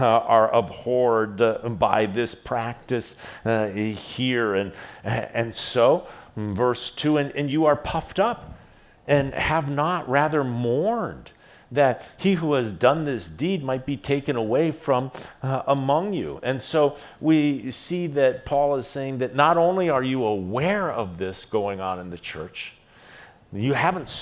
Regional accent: United States; As an American

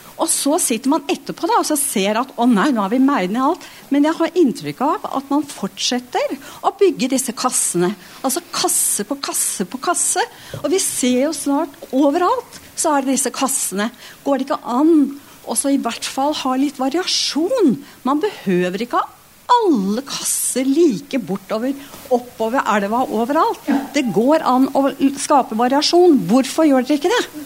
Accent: Drammen, Buskerud, Norway; Jeg er født og oppvokst i Drammen

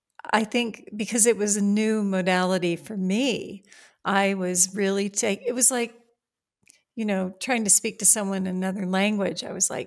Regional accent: Virginia, United States; also born or lived in Appalachia, Virginia; I was born in Appalachia, Virginia, in the coal mining region of Virginia. My parents, who were among the first in their families to be educated, got out of there as fast as they could. And we moved to the Shenandoah Valley of Virginia

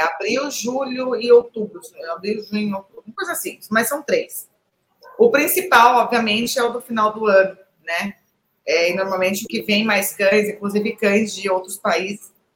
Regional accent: Avaré, São Paulo, Brazil; sou de Avaré

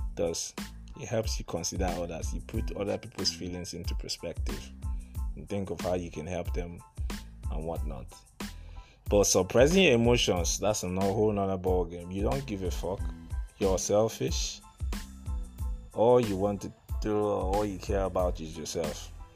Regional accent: Aba, Abia, Nigeria; also born or lived in Port Harcourt; I grew up in Aba. Aba is a small town in uh, Abia States. I, grew, I, I spent some years there, I spent some years in Port Harcourt

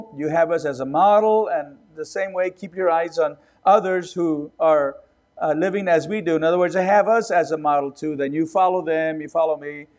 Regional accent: Robstown, Texas, United States; also born or lived in California; I was born in Texas, and we went to California for a few months. And then we came back, and my dad was called to pastor a church in Robstown near Corpus Christi

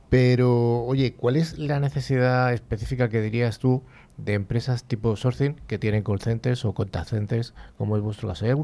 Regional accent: Bilbao, Basque Country, Spain; de Bilbao.

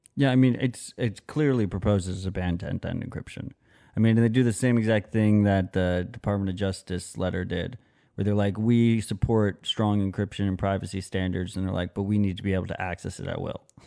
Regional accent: United States; as an American

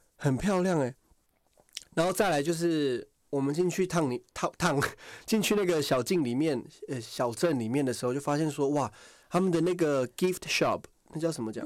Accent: Taiwan; 我从台湾来

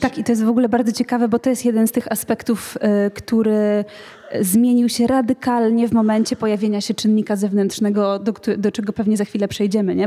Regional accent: Warsaw, Masovian Voivodeship, Poland; ja urodziłam się w Warszawie

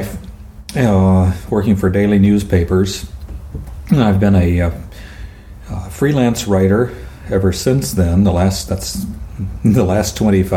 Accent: El Paso, Texas, United States; moved away as an adult; also born or lived in Tucson, Arizona / Seattle area, Washington; now in Whidbey Island, United States; El Paso, Texas

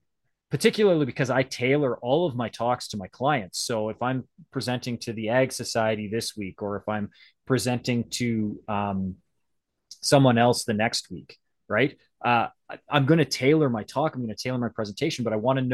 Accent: Western Canada, Canada; I'm Canadian, so French is like, I should know French, but I grew up in Western Canada

